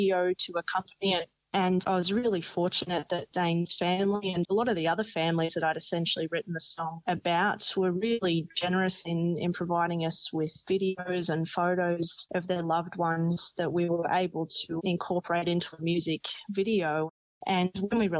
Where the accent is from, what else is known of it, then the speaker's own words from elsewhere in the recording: Oberon, New South Wales, Australia; I grew up in Oberon too, which is quite a small community